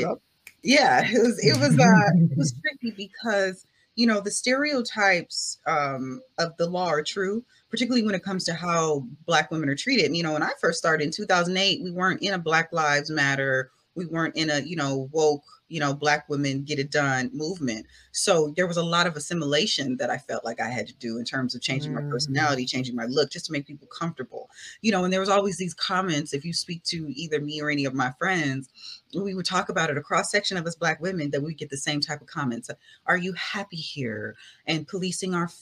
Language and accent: English; Culver City, California, United States; That's where I'm from. That's where my family lives